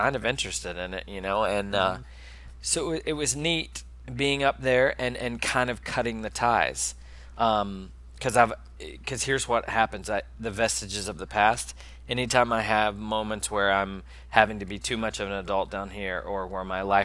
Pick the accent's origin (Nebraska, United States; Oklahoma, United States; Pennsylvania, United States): Oklahoma, United States; Tulsa; born or raised there; moved away